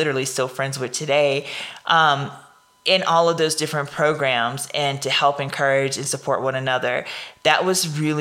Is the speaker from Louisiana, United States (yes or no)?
yes; Louisiana, United States; accent: Louisiana; my Louisiana accent